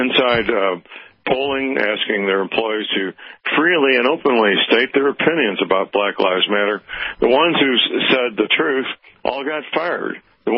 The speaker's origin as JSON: {"language": "English", "region": "Missouri", "country": "United States", "tie": "born or raised there", "said": "my home state, Missouri."}